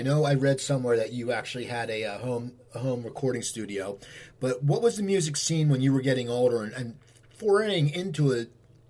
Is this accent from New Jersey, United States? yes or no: yes; New Jersey, United States; moved away as an adult; also born or lived in Los Angeles, California; I grew up in New Jersey, you know, and I moved back 2 years ago.